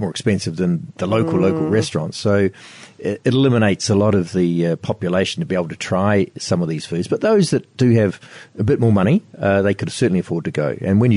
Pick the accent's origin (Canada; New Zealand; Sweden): New Zealand; now in Ho Chi Minh City, Vietnam; being a Kiwi